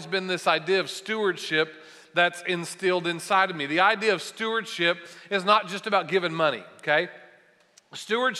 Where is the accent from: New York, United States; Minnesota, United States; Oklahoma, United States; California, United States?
Oklahoma, United States; Bartlesville; I grew up in Bartlesville, and I love Tulsa and being around this area